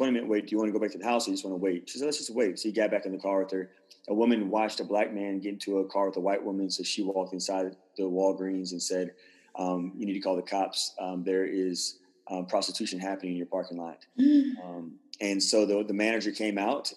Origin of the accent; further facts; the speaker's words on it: the South, United States; growing up in the South